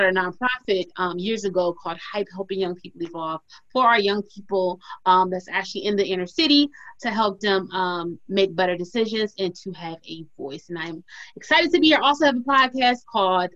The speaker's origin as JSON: {"language": "English", "town": "Detroit", "region": "Michigan", "country": "United States", "said": "I'm from Detroit"}